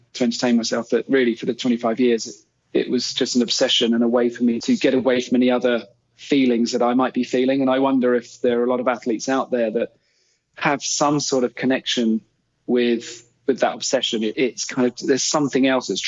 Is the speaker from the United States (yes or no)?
no; England, United Kingdom; also born or lived in Canada; as an English player